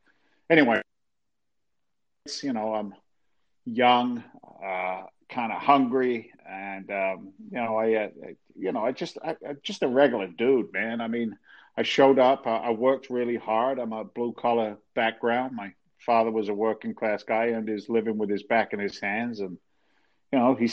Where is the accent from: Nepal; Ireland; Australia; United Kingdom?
United Kingdom; England; moved away as an adult; now in United States; Long story short, I'm an immigrant to the States. I came over from England back in 1986.